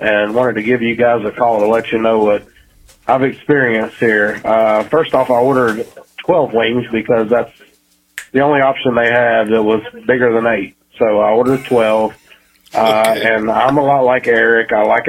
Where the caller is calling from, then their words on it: Pigeon Forge, Tennessee, United States; I'm calling in from Pigeon Forge, Tennessee.